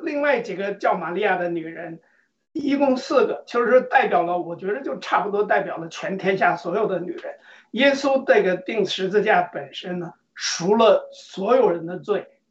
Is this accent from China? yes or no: yes; China; 按照我们中国人的这个习惯